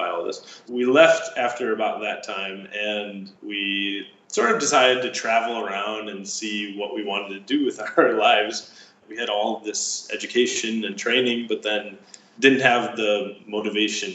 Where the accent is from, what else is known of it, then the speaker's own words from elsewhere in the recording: Chicago, Illinois, United States; moved away; also born or lived in Masdar, United Arab Emirates; I'm from Chicago.